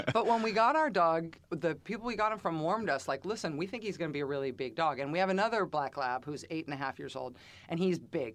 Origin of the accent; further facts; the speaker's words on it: Bay Area, California, United States; also born or lived in Alameda County; now in Massachusetts, United States; growing up in the Bay Area